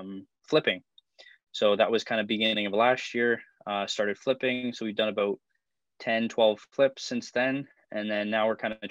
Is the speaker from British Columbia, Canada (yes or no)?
no; Niagara Falls, Ontario, Canada; born and raised in Niagara Falls, Ontario.